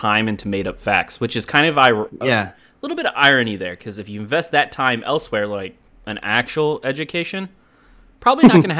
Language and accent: English; Texas, United States; I am from Texas, which I think it collectively has the biggest group of conspiracy theorists.